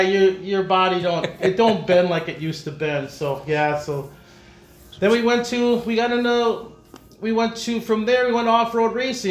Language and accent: English; De Pere, Wisconsin, United States; growing up in De Pere, nice racetrack there, fun, a lot of people